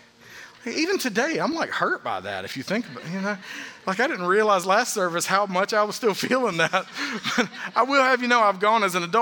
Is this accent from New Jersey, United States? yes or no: no; Atlanta, Georgia, United States; growing up in the Atlanta area, I spent a lot of time during the summers as a kid going to Six Flags